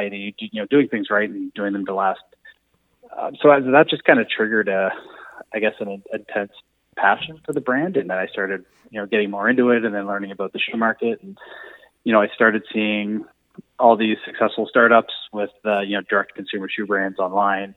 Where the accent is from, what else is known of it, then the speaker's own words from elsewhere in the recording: Moncton, New Brunswick, Canada; now in Fredericton, Canada; I'm originally from Moncton, but I've been in Fredericton